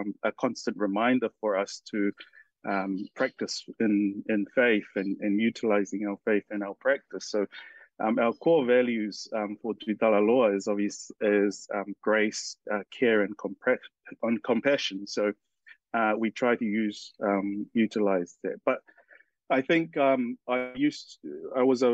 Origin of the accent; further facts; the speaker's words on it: Hamilton, Waikato, New Zealand; I was born and raised in Hamilton